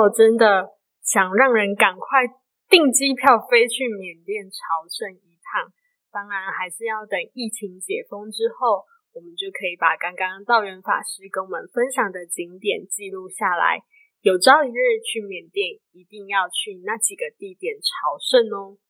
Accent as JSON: {"language": "Chinese", "region": "Kaohsiung", "country": "Taiwan", "tie": "born or raised there", "also_born_or_lived": "Tainan", "moved": "yes", "lives_now": "Chiayi, Taiwan", "said": "小时候我是在高雄长大"}